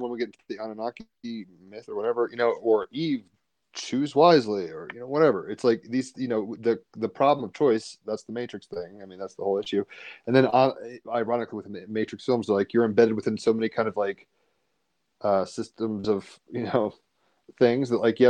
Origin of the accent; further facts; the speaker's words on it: United States; as an American